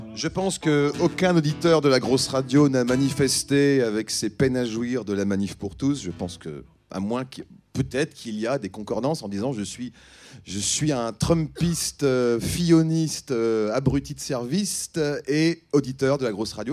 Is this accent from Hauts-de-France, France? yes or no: yes; Ham, Hauts-de-France, France; moved away; j'ai grandi en Picardie, dans un trou qui s'appelle Ham, entre euh, Saint-Quentin, Péronne et Noyon